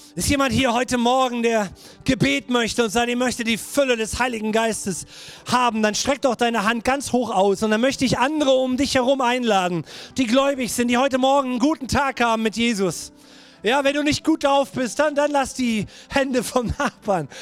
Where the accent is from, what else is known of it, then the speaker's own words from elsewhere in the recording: Germany; ich als Deutscher